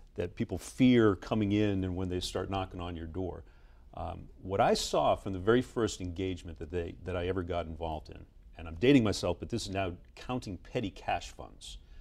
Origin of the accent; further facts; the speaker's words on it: Boston, Massachusetts, United States; Grew up in Boston